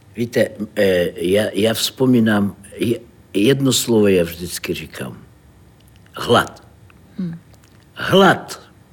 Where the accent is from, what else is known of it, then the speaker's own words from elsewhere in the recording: Saint Petersburg, Russia; Czech is a second language; moved away as an adult; now in Prague, Czechia; Já jsem z Ruska, z Petrohradu.